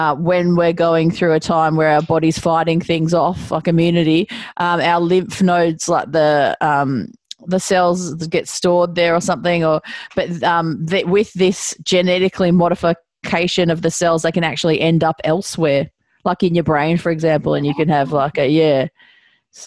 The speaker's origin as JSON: {"language": "English", "town": "Melbourne", "region": "Victoria", "country": "Australia", "said": "I'm originally from Brighton in Melbourne"}